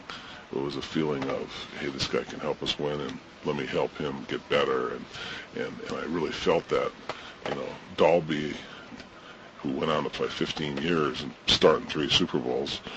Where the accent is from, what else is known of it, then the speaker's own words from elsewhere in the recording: Ohio, Southern California, United States; And growing up, being from Ohio, I was a Cleveland Brown fan. Growing up in Southern California, I was an LA Ram fan